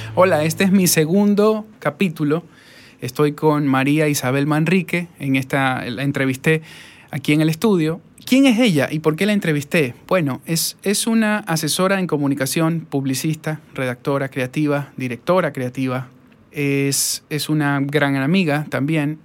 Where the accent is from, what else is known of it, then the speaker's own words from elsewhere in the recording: Ecuador; Y yo le dije, no, Ecuador